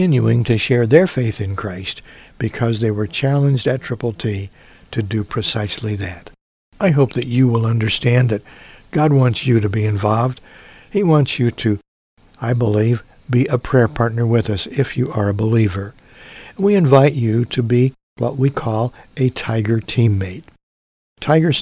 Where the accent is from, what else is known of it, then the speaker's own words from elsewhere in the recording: Mount Carmel, Illinois, United States; my hometown, Mount Carmel, Illinois